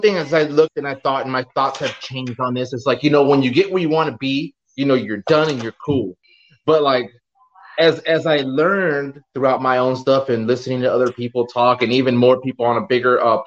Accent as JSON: {"language": "English", "town": "Los Angeles", "region": "California", "country": "United States", "said": "I'm from Los Angeles"}